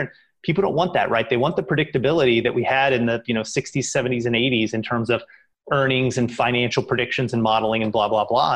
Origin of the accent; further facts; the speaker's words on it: Kentucky, United States; now in Boston, United States; I grew up in Kentucky, which is right there by Indiana